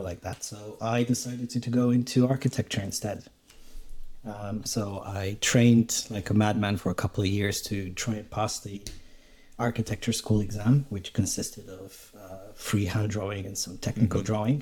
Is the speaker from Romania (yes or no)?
yes; Romania; moved away as an adult; I was born in Romania and I grew up there and did my high school education there